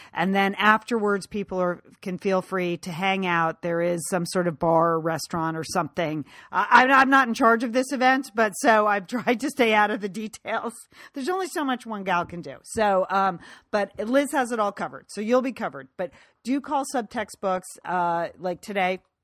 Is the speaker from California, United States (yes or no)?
yes; Pasadena, California, United States; Romans is my hometown bookstore. It's the oldest independent bookstore in Southern California.